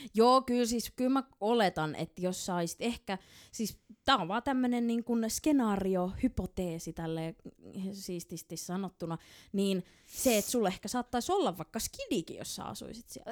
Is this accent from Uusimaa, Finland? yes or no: yes; Helsinki, Uusimaa, Finland; mä oon stadilainen